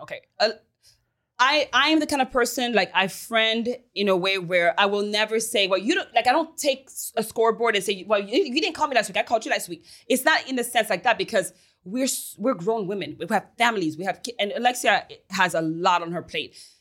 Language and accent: English; Paris, Île-de-France, France; also born or lived in Haiti / United States; now in Miami, United States; I'm from Paris, baby. I was born in Haiti and raised in Paris